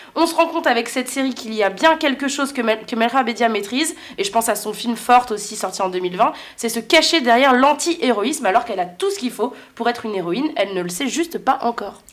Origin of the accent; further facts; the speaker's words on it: France; des racines du nord de l'Afrique alors qu'on a grandi en France